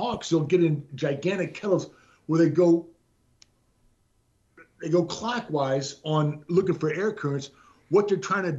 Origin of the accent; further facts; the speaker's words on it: Honolulu, Hawaii, United States; born there; now in McAllen, United States; No, I was born in Honolulu, Hawaii.